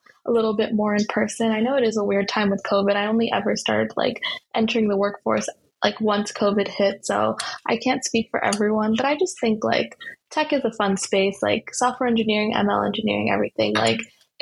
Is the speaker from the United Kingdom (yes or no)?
no; the Bay Area, California, United States; growing up in the Bay